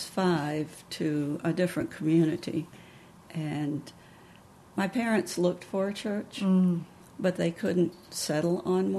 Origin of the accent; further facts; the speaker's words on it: Dublin, Virginia, United States; now in Harrisonburg, United States; I'm from Dublin, Virginia, which is in southwest Virginia. I lived there all of my childhood life. I am an only child, so I was very protected as a child. My grandparents were Pentecostal Holiness.